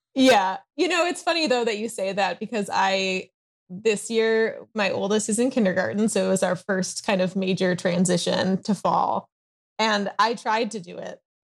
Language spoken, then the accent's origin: English; Chicago, Illinois, United States; also born or lived in East Coast, United States; now in Southern California, United States; I live in Southern California, although I'm originally from the Chicago area and lived, um, on the East Coast for a while